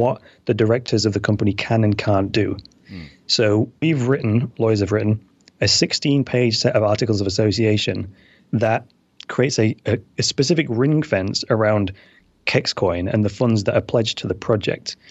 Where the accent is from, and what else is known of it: United Kingdom